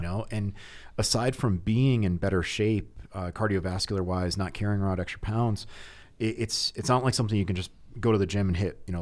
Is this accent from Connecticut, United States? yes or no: yes; Connecticut, United States; now in Heber City, United States; I grew up in Connecticut